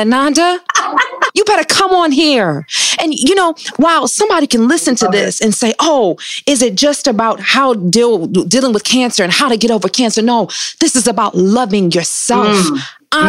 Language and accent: English; Detroit, Michigan, United States; I'm from Detroit.